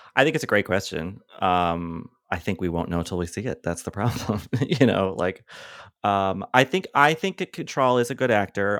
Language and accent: English; Boston, Massachusetts, United States; I grew up in Boston